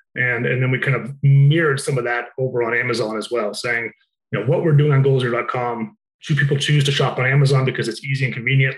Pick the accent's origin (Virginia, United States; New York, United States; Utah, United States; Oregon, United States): Utah, United States; moved away as an adult; I'm from Utah originally